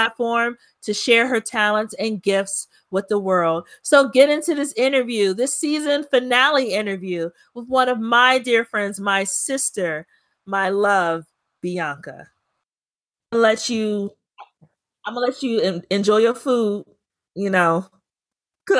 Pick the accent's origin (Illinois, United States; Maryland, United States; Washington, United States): Maryland, United States; Prince George's County; how proud I am to be from Prince George's County